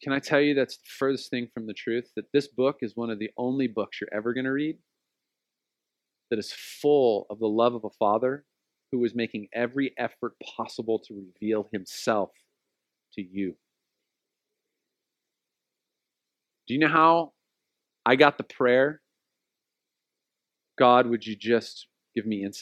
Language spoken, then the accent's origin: English; Oceanside, California, United States; We grew up in Oceanside